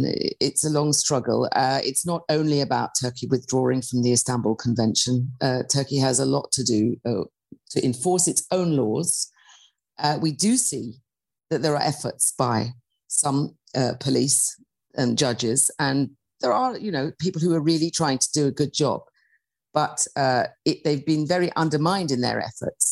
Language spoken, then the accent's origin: English; United Kingdom; I'm British, I'm a white middle-class woman